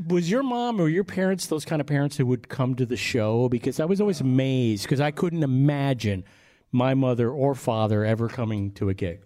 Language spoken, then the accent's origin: English; Long Island, New York, United States; we're from Long Island, 45 miles due east of Manhattan